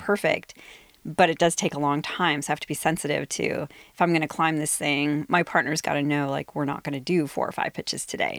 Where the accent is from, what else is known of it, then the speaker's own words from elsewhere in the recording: Ohio, United States; moved away as an adult; now in Seattle, United States; in Ohio, my hometown.